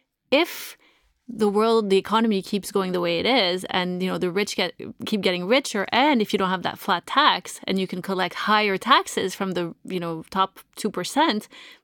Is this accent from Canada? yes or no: yes; Canada